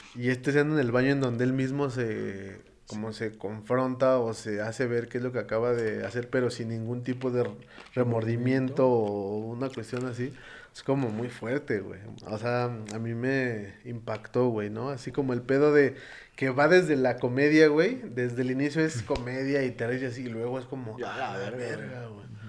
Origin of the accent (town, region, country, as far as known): Mexico